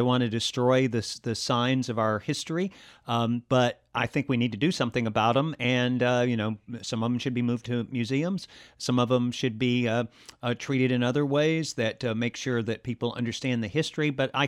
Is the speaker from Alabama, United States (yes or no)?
yes; Alabama, United States; Well, I grew up in the South. I grew up in a county that's considered by some political scientists to be the most southern culturally of any place in the country, any county in the country. And it was in Alabama